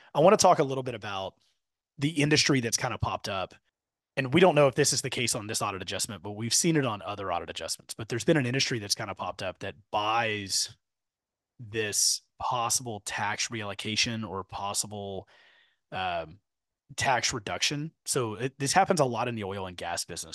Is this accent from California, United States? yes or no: no; Katy, Texas, United States; I grew up in Katy